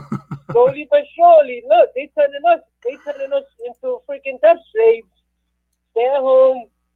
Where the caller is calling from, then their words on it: New Jersey, United States; It's … from New Jersey.